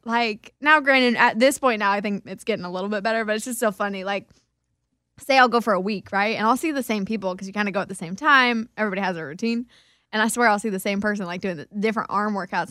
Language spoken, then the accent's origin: English; Kansas, United States; I grew up in Kansas